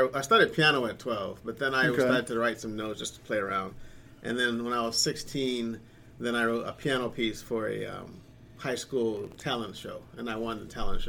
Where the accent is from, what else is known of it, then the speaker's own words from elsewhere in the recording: Michigan, United States; moved away as an adult; also born or lived in Baltimore County, Maryland / Harford County, Maryland; now in Edgewood, United States; I'm from Michigan.